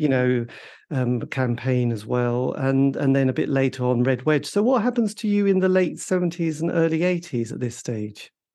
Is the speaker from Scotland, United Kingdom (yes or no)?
no; East Anglia, East of England, United Kingdom; I grew up in a village in the middle of nowhere in East Anglia